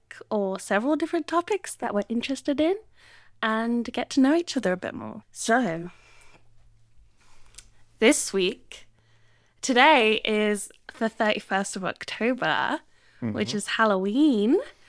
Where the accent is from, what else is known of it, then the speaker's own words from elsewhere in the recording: England, United Kingdom; now in Sydney, Australia; we're in Sydney in the Southern Hemisphere, so we don't have this. But in the Northern Hemisphere, where I grew up in England